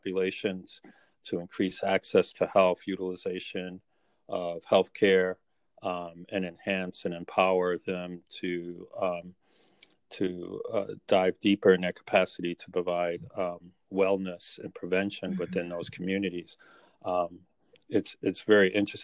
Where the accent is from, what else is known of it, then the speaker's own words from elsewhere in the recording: New York City, New York, United States; growing up in Brooklyn, really, and the housing project that I grew up in within New York City